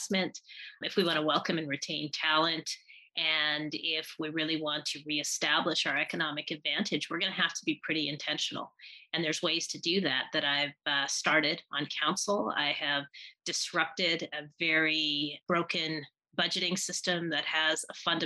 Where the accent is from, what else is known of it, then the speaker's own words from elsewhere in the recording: Manitoba, Canada; moved away as an adult; also born or lived in Wainwright, Alberta; now in Calgary, Canada; I'm originally from Manitoba, and I came to Calgary by way of Wainwright, Alberta.